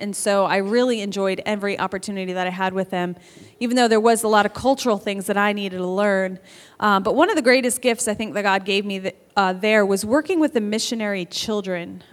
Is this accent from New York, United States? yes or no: yes; New York, United States; moved away; I grew up in New York